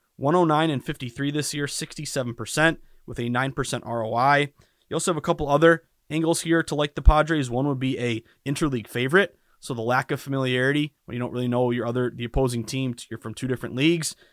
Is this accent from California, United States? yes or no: no; Massachusetts, United States; born and raised in Massachusetts